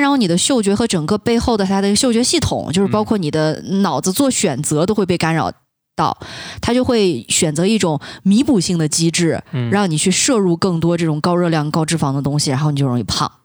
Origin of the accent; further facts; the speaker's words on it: UTC+6 time zone, Xinjiang, China; 因为我来自 东六区